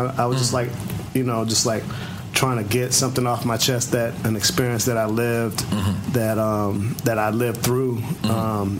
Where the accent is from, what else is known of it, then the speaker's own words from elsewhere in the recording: East Coast, United States; I was from the East Coast